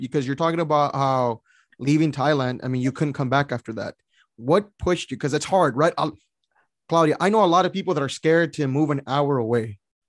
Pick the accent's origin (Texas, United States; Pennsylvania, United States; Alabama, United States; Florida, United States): Texas, United States; San Antonio; I'm from San Antonio here.